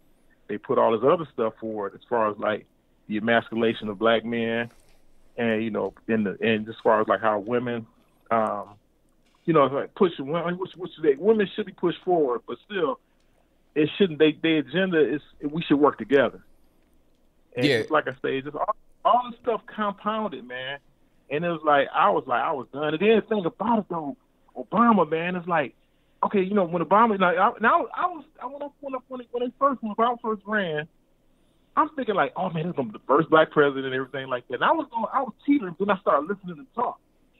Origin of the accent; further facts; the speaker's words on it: Ohio, United States; growing up, I'm originally from Ohio.